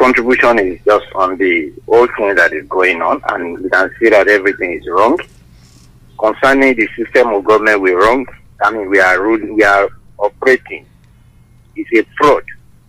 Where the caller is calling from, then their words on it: Sango, Ogun State, Nigeria; Yeah, Folabi is speaking from Sango.